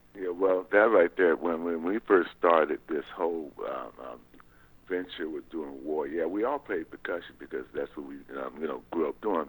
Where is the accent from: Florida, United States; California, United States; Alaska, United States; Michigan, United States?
California, United States; San Pedro; I was born in San Pedro, California.